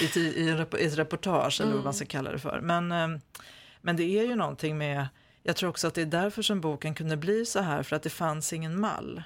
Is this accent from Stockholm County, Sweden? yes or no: no; Malung, Dalarna County, Sweden; jag är ju född i Malung och pappa var från Malung